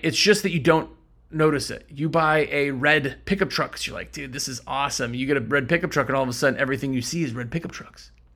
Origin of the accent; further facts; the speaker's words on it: Wisconsin, United States; now in North Carolina, United States; I'm from Wisconsin